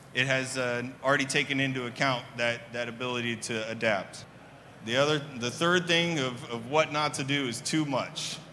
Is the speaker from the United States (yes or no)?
yes; Kansas City, Missouri, United States; moved away as an adult; now in Dallas Fort Worth, United States; I'm originally from Kansas City